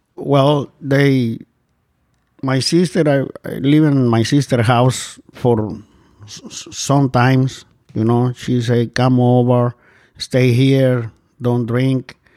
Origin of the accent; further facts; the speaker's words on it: Guatemala; moved away as an adult; I'm from Central America, Guatemala